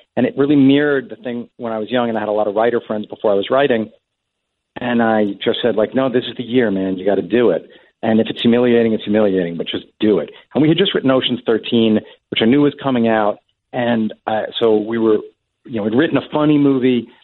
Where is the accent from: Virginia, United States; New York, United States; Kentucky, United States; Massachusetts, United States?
New York, United States; Long Island; now in Manhattan, United States; we grew up out on Long Island